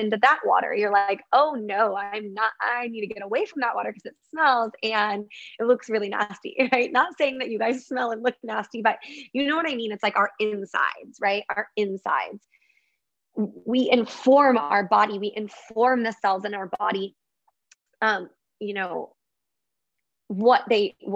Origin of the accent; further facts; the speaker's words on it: Michigan, United States; I grew up in Michigan, so I was around a lot of water